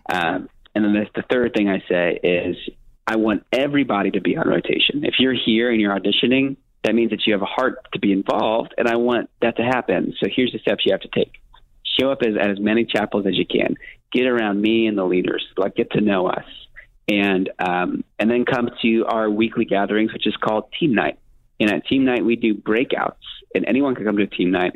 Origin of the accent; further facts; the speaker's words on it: Miami, Florida, United States; I'm from Miami